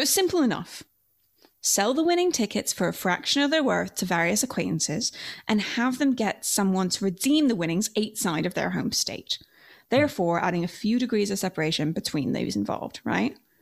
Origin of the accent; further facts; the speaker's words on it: Canada; grew up in Canada.